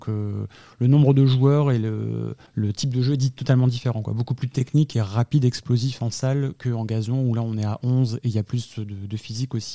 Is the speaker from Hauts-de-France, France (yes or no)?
yes; Lille, Hauts-de-France, France; moved away; je suis originaire du nord de la France, de Lille, où là notre sport est plus répandu en fait dans cette partie-là de la France. Et donc suite à, un déménagement en fait en 2015 en fait dans l'Occitanie